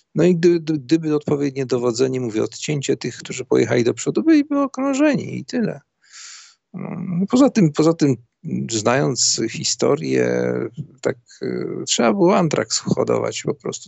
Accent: Szczecin, West Pomeranian Voivodeship, Poland; Jestem ze Szczecina

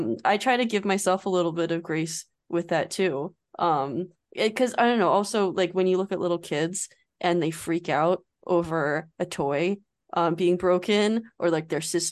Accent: United States; as an American

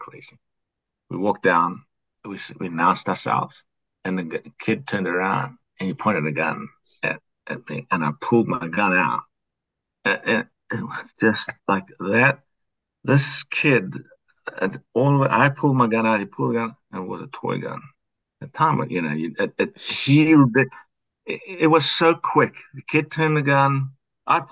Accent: South Africa; moved away as an adult; also born or lived in New Mexico; now in United States; I'm from South Africa.

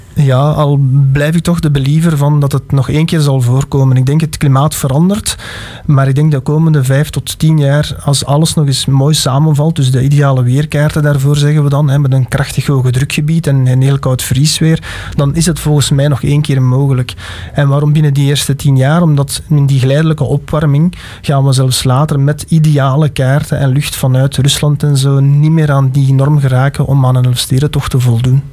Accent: Alsemberg, Flanders, Belgium; ik ben van Alsenberg afkomstig, het weer in Beersel, Halle

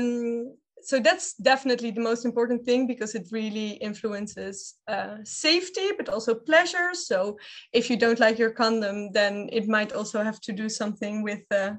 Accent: Amsterdam, North Holland, Netherlands; I grew up in the Red Light District in Amsterdam

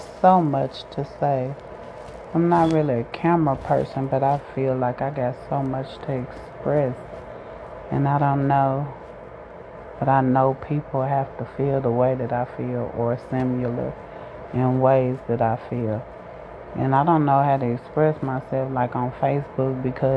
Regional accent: Chicago, Illinois, United States; I grew up in Chicago, the South Side

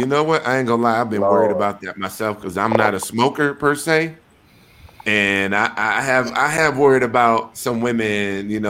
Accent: Wisconsin, United States; also born or lived in Atlanta / Denver / Houston / Chicago; I'm a nigga from Wisconsin. We ain't got no goddamn Ballroom out there.

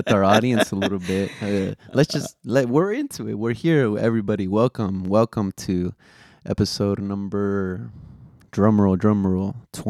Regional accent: the Bay Area, California, United States; Even though we're from the Bay, shout out the Warriors. We're Golden State Warriors fans out here.

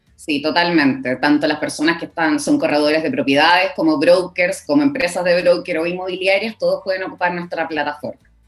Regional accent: Coquimbo, Chile; moved away as an adult; also born or lived in La Serena; now in Santiago, Chile; yo soy de Coquimbo, entonces estudié allá

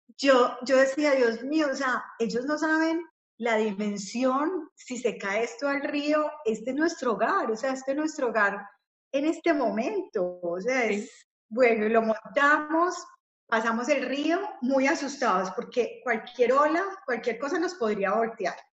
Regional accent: Colombia; yo soy colombiana

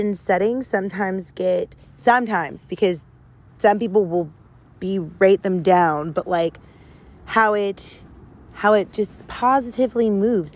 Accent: the South, United States; I grew up in the South

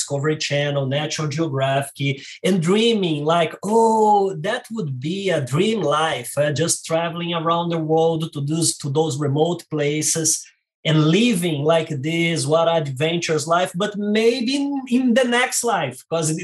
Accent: Rio de Janeiro, Brazil; English is a second language; moved away as an adult; now in San Diego, United States; as you can notice by my accent, I am Brazilian and from Rio de Janeiro

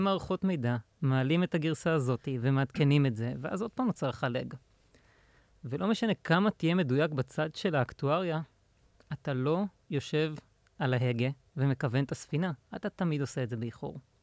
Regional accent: Pardesiya, Central District, Israel; also born or lived in Indiana, United States; now in Tel Aviv, Israel; גדלתי בפרדסיה

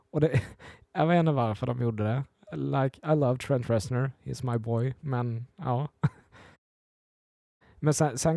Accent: Småland, Sweden; Ja, jag är från Småland, ja.

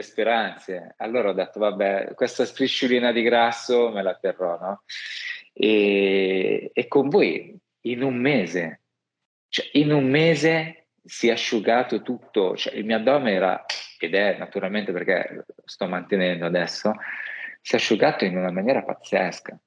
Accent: Milan, Lombardy, Italy; also born or lived in Rome; da milanese

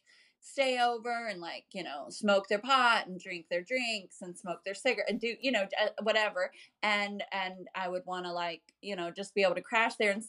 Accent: Florida, United States; also born or lived in Clewiston, Florida; I was born in Florida

